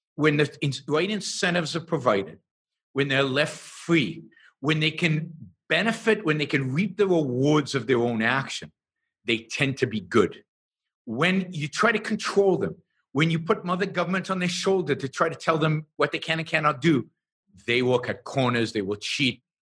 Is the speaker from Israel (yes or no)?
yes; Israel; I was born and raised in Israel